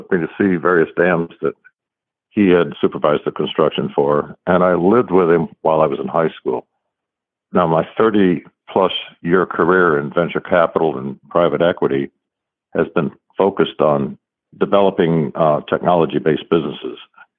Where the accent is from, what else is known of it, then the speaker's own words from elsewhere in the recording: Paducah, Kentucky, United States; born there; I was born in Paducah, Kentucky